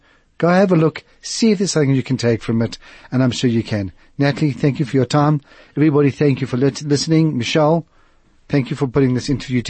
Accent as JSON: {"language": "English", "country": "South Africa", "said": "So as a South African, as a parent"}